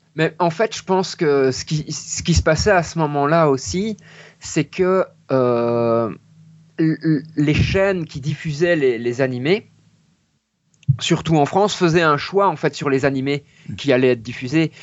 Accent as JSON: {"language": "French", "town": "Mons", "region": "Wallonia", "country": "Belgium", "said": "je viens de Belgique"}